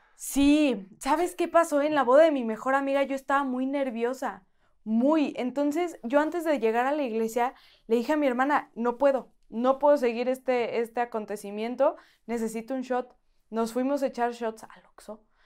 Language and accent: Spanish; Aguascalientes, Mexico; moved away; en Aguascalientes, de donde yo soy